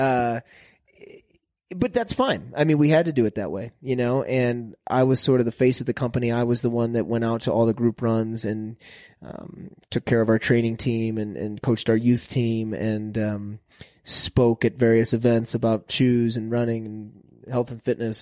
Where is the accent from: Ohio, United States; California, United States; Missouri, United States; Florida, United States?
Missouri, United States; St. Louis; I grew up in Saint Louis, the city of Saint Louis.